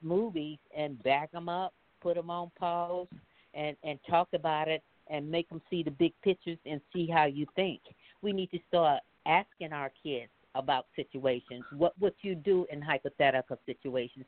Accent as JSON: {"language": "English", "region": "Mississippi", "country": "United States", "tie": "born or raised there", "moved": "yes", "said": "Growing up in the South in Mississippi"}